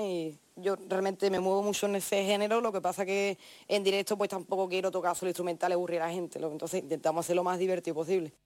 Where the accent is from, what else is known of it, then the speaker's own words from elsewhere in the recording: La Línea de la Concepción, Andalusia, Spain; de donde yo vengo, de la línea de la Concepción